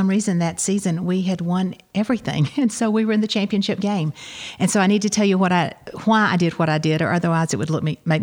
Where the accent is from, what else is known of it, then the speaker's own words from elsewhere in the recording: New Hope community, near Tanner's Beach, Georgia, United States; also born or lived in Kentucky; I grew up out near Tanner's Beach on a dairy farm in the New Hope community. I went to Mount Zion to school.